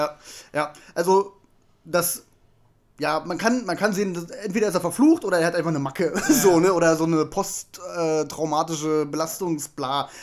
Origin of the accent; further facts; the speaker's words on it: Germany; als Deutscher